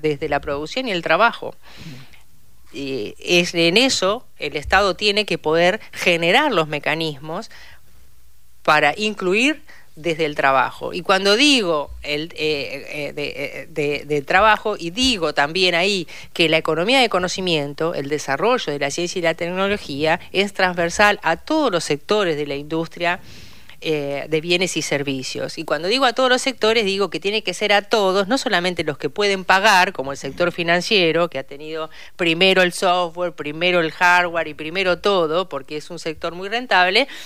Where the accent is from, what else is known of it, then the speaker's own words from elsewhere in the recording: Saladillo, Buenos Aires Province, Argentina; moved away as an adult; now in Buenos Aires, Argentina; yo soy bonaerense y vivo eh, por adopción, o sea, soy porteña por adopción, vivo hace más de 32 años en la ciudad de Buenos Aires